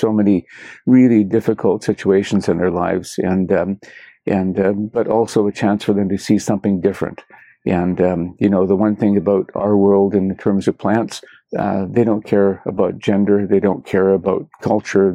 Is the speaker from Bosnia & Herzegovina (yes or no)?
no; Canada; being Canadian. To me, means a lot to me.